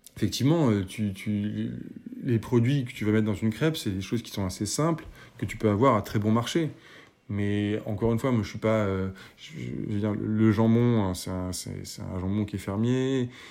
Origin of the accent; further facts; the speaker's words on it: Paris, Île-de-France, France; je suis parisien